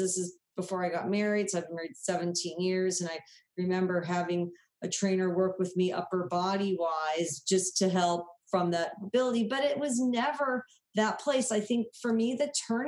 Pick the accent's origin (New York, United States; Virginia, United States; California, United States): California, United States; Southern; growing up in Southern California, I never swam in the ocean.